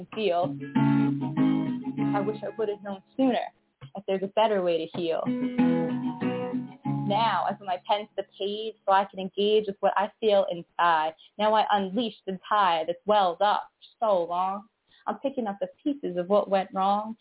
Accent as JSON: {"language": "English", "town": "New York City", "region": "New York", "country": "United States", "said": "I'm from New York City, Brooklyn"}